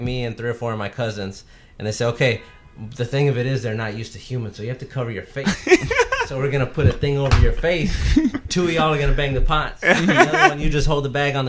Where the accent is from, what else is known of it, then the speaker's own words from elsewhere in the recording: San Antonio, Texas, United States; moved away as an adult; now in Houston, United States; I'm from San Antonio. I live in Houston now. From San Antonio